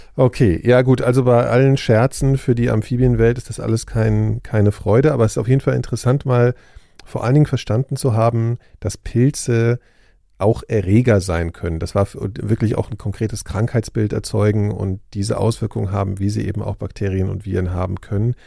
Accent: Hesse, Germany; meiner Heimatstadt in Hessen

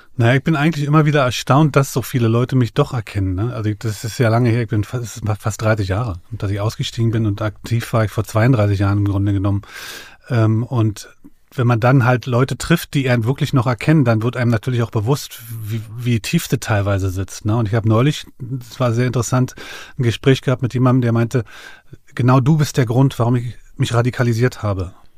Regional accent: Berlin, Germany; ich bin ja aufgewachsen in dem Viertel, ich äh, bin gegenüber von dem Milke-Komplex aufgewachsen, mhm. Magdalenenstraße

